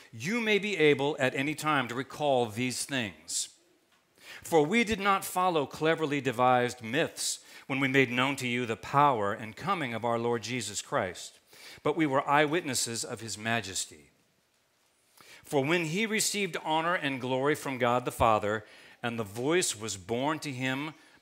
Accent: Kentucky, United States; now in West Coast, United States; I grew up in Kentucky, and we had hills, we didn't have mountains.

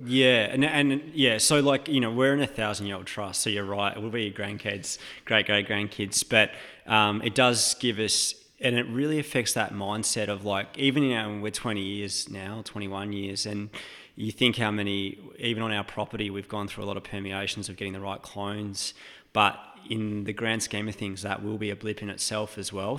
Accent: Western Australia, Australia; moved away as an adult; also born or lived in Oregon; being an Australian and coming from that kind of, um, o-, outspoken family, like that country, West Australian vibe

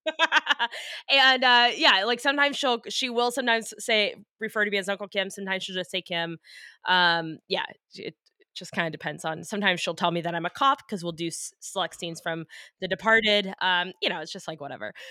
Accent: United States; I'm from America

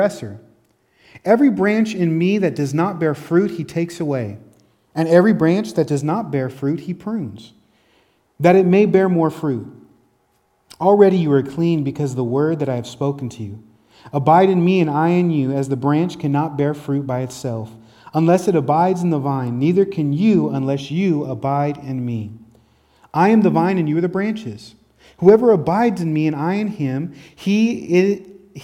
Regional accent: Tacoma, Washington, United States; also born or lived in Olympia; It even brought me from my hometown, Tacoma, to Olympia, another city

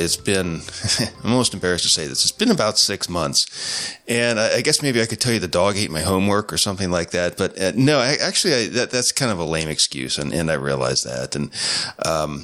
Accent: Ohio, United States; I live here in Cincinnati, Ohio. I'm a native of the Buckeye State

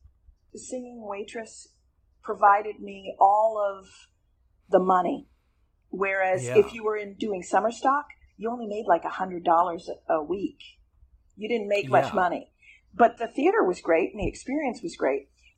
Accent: Vermont, United States; also born or lived in Plattsburgh; Well, I was born in Plattsburgh, New York, but I moved to Vermont when I was six months old. And that's where I spent all my childhood there.

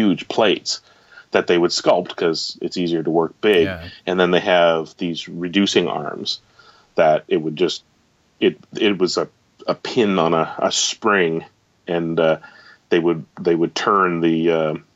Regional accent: Canada; being a Canadian

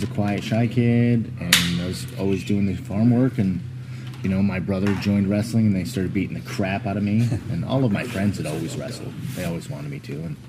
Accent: Athens, Pennsylvania, United States; I grew up in Athens, Pennsylvania.

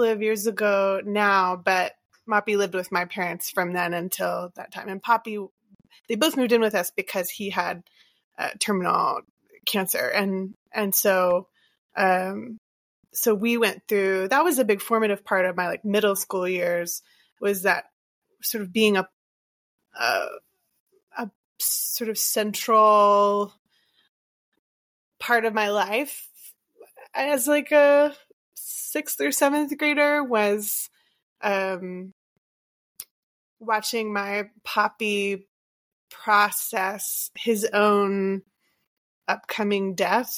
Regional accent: Port Arthur, Texas, United States; also born or lived in Round Rock, Texas; I'm from the Golden Triangle area of Southeast Texas. So between Beaumont, Port Arthur, and Orange. And so I was born in Port Arthur and lived in the area except for that year or so.

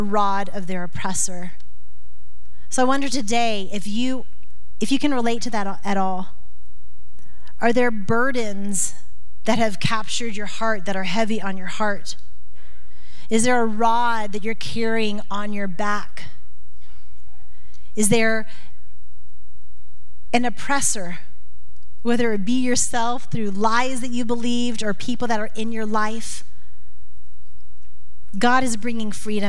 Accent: Florida, United States; now in Montana, United States; I grew up in Florida

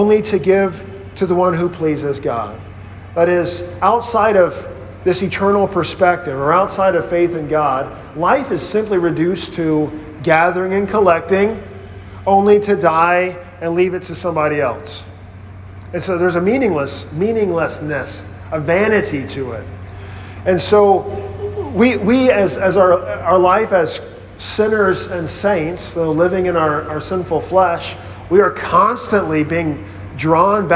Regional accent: Mississippi, United States; moved away as an adult; growing up on this farm in Mississippi, we were just working all the time

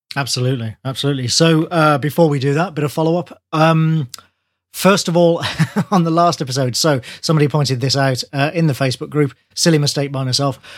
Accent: Birmingham, West Midlands, United Kingdom; Birmingham, my hometown

